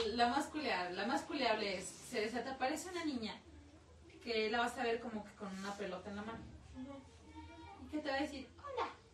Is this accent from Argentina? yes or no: no; Mexico; como buenos mexicanos